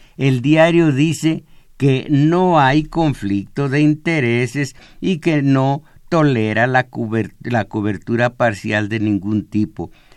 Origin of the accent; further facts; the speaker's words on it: Mexico; vivir en este país donde nací